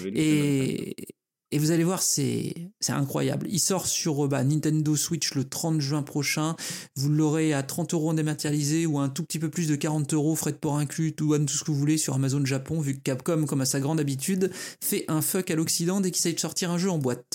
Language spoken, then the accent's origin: French; France; chez nous en France